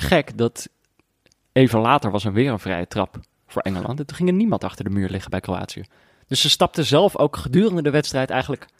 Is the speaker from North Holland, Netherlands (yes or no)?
yes; Amsterdam, North Holland, Netherlands; In mijn geboortestad, op fietsafstand van mijn voordeur